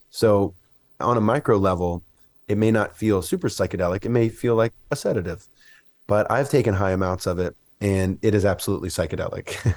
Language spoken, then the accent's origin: English; Mississippi, United States; I grew up in Mississippi